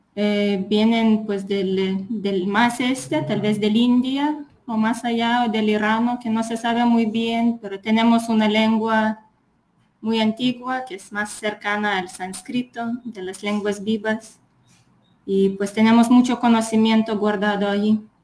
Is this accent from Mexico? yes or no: no; Lithuania; Spanish is a second language; moved away; Pues soy de Lituania